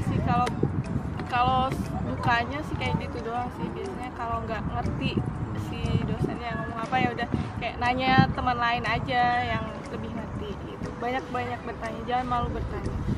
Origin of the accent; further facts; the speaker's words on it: Indonesia; moved away; kita sebagai orang Indo